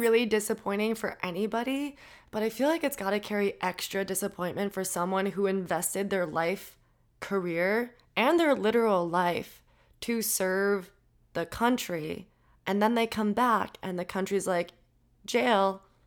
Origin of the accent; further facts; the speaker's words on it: Minnesota, United States; I'm from Minnesota